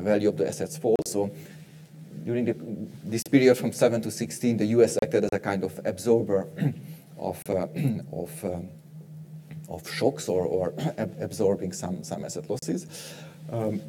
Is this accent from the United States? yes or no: no; Hungary; Hungary, my home country